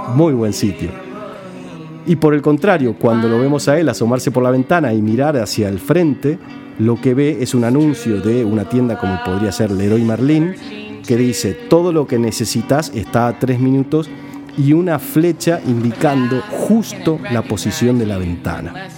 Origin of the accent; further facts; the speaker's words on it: Argentina; somos los argentinos